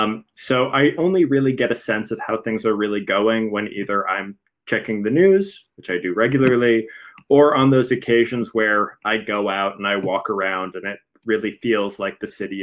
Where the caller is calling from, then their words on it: Philadelphia, Pennsylvania, United States; I'm calling from Philadelphia, Pennsylvania.